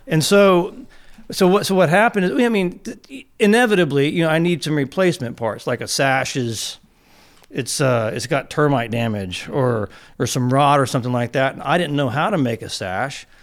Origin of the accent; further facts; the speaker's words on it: San Antonio, Texas, United States; I grew up in San Antonio, Texas